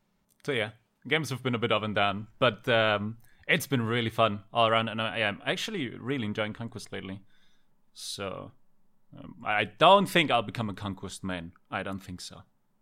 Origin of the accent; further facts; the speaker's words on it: Denmark; English is a second language; Denmark. Denmark. Scandinavia.